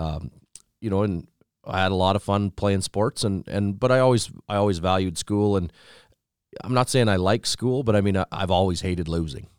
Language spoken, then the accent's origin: English; Fairlight, Saskatchewan, Canada; from Southeast Saskatchewan, a little town by the name of Fairlight, actually.